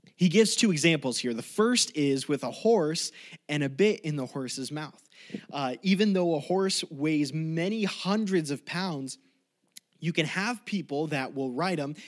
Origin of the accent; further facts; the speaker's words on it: Colorado, United States; moved away as an adult; also born or lived in California; growing up in Colorado